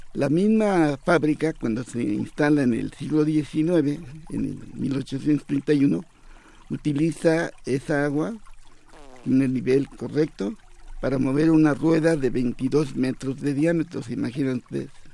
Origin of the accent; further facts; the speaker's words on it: Mexico City, Mexico; yo nací en La Fuente, ya hace algunos años y siempre vi agua, siempre. Hasta los cinco años que, estuve allí